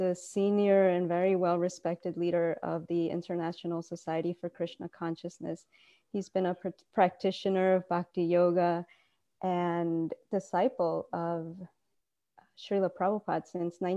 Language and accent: English; Colombia; now in Gainesville, United States; Uh, originally from Colombia, um, Dave